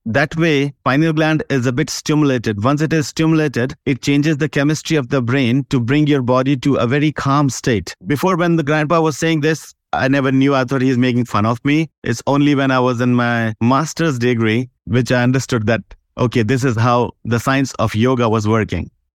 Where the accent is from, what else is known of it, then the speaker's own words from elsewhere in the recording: India; now in Dubai, United Arab Emirates; I'm from India